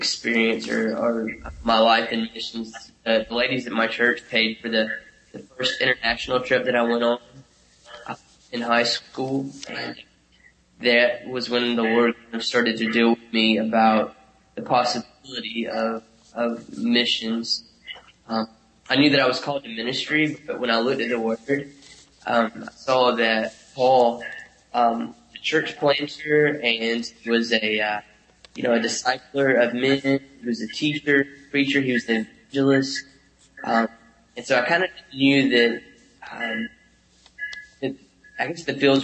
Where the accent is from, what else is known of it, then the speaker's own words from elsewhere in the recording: Warner Robins, Georgia, United States; moved away as an adult; now in Ukraine; I grew up in Warner Robins, Georgia, in the middle of the state.